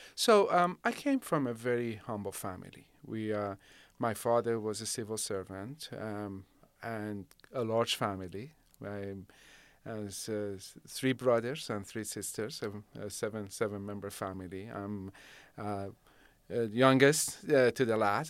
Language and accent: English; Shiraz, Fars, Iran; now in Rancho Cordova, United States; I grew up in Shiraz. So, uh, my elementary school, my, uh, middle and high school, it was all in Shiraz